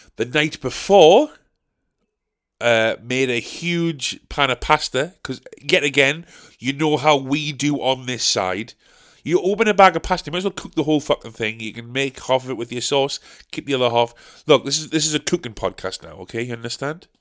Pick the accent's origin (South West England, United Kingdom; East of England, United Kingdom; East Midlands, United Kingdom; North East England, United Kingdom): North East England, United Kingdom; Sunderland; we're from Sunderland